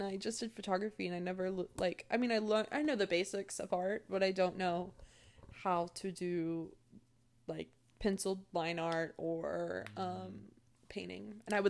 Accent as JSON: {"language": "English", "town": "Austin", "region": "Texas", "country": "United States", "tie": "born or raised there", "said": "I was born in Austin area. I moved a lot from the Austin area, I guess. I am a Cancer. I have a July birthday."}